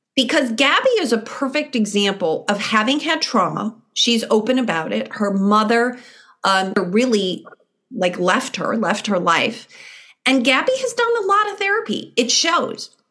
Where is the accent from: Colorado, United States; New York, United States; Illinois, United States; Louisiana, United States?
Illinois, United States; Chicago; moved away; I'm from Chicago originally